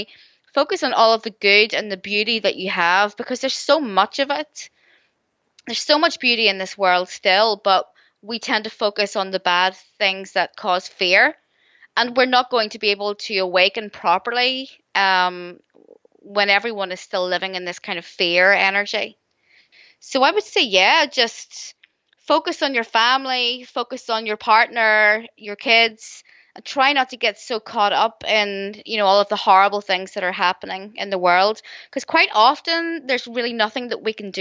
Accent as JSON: {"language": "English", "region": "Northern Ireland", "country": "United Kingdom", "tie": "born or raised there", "said": "growing up in Northern Ireland during the 80s"}